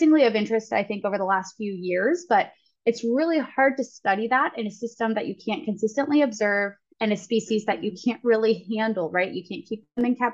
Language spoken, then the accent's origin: English; Ohio, United States; moved away; I'm actually from Ohio